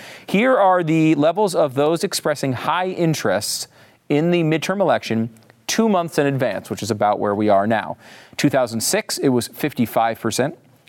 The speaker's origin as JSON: {"language": "English", "region": "Connecticut", "country": "United States", "lives_now": "Texas, United States", "said": "Now, I live in Texas, and everybody says y'all, but I'm from Connecticut, so y'all sounds kind of ridiculous to me."}